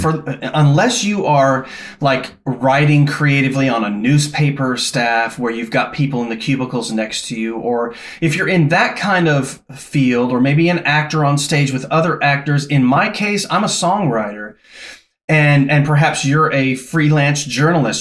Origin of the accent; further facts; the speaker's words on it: Los Angeles, California, United States; moved away as an adult; also born or lived in Newfoundland, Canada / Thunder Bay, Ontario, Canada / Louisville, Kentucky; I grew up in Southern California in Los Angeles